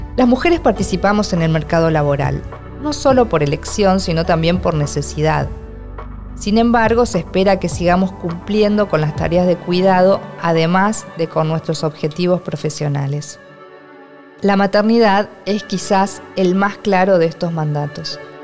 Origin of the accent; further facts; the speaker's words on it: Argentina; soy argentina y escritora.